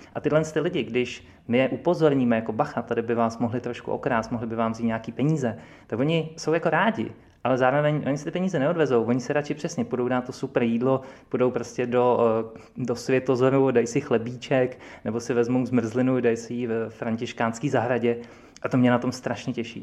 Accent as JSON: {"language": "Czech", "region": "Prague", "country": "Czechia", "said": "my jsme kluci z Prahy."}